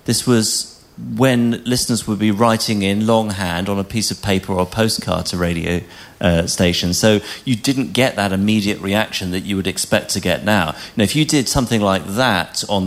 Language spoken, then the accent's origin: English; England, United Kingdom; moved away as an adult; now in Scotland; When I came to Scotland as an Englishman